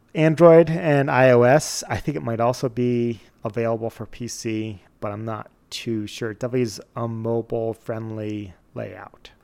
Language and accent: English; Connecticut, United States; now in Montana, United States; growing up where we grew up in Connecticut